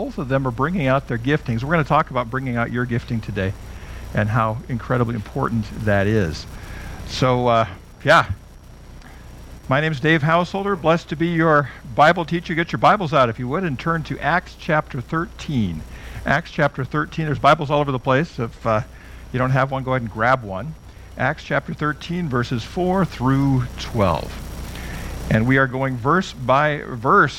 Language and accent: English; United States; I'm not Russian. My ancestors are Norwegian. I'm an American